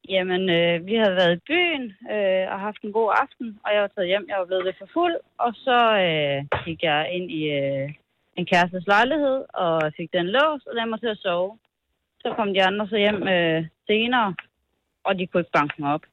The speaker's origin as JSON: {"language": "Danish", "area": "Thy", "region": "North Denmark Region", "country": "Denmark"}